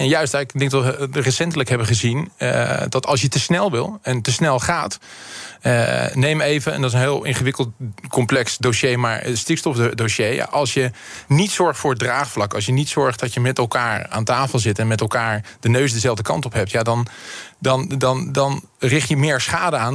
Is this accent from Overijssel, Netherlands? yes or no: no; Rotterdam, South Holland, Netherlands; ik ben een echte Rotterdammer